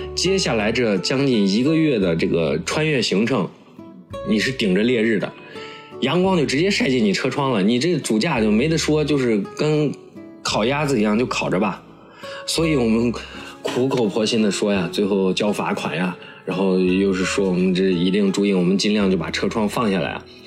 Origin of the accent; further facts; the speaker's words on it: Shaanxi, China; accent: Shaanxi dialect; 我在国外我买东西，我就用我陕西话